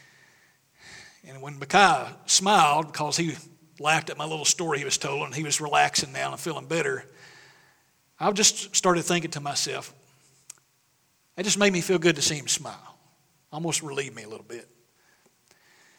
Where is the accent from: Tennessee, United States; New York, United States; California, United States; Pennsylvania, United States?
Tennessee, United States; Mount Carmel; moved away; When I was home in East Tennessee last week, visiting family